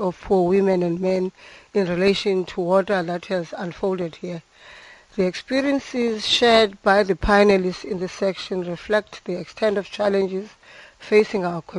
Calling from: East London, Eastern Cape, South Africa; I'm phoning from East London.

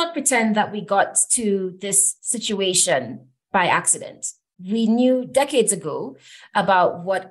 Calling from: Nairobi, Kenya; I'm calling in from Nairobi, Kenya

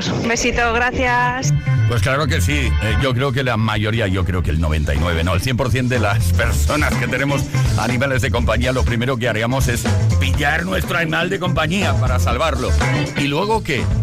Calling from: Cartagena, Region of Murcia, Spain; Soy … de Cartagena.

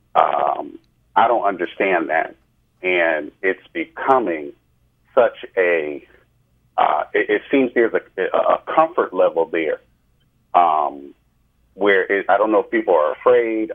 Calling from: New Jersey, United States; I'm calling from New Jersey

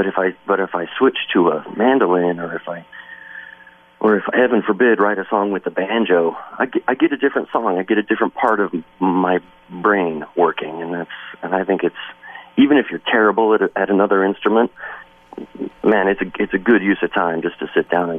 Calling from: Wisconsin, United States; I mean, I'm calling you from Wisconsin right now

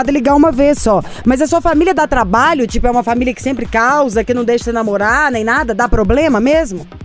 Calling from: Brasília, Federal District, Brazil; Eu falo de Brasília.

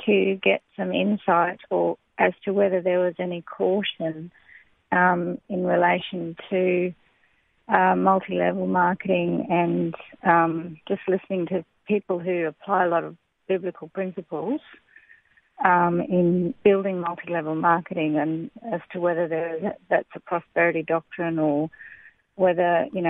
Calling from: Cairns, Queensland, Australia

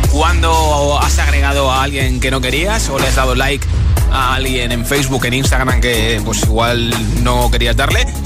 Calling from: Valencia, Valencian Community, Spain; Hola, buenas tardes … de Valencia

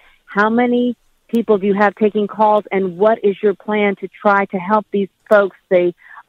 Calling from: Asheville, North Carolina, United States; I'm calling from Asheville, WLOS.

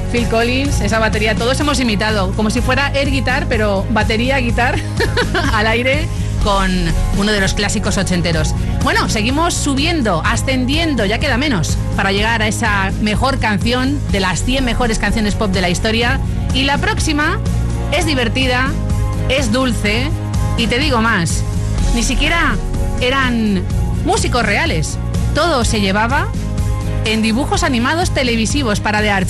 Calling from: Almansa, Castilla-La Mancha, Spain

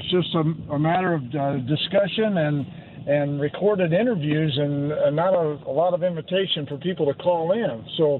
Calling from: Kirkwood, Missouri, United States; I'm here in St. Louis. I'm in Kirkwood.

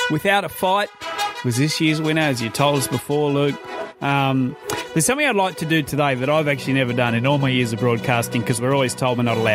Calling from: Gladstone, Queensland, Australia; I'm calling from Gladstone in Queensland.

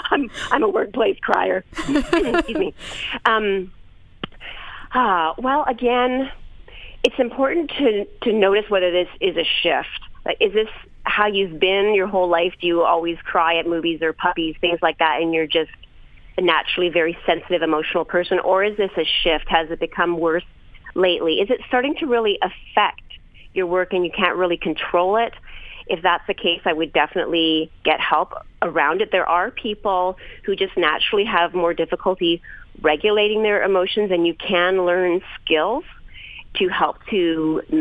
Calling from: New York, United States; Hi, Lisa. I'm 29 from New York

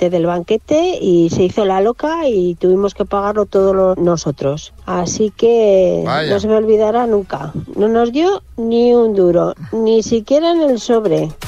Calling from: Vitoria, Basque Country, Spain; Hola chicos … de Vitoria.

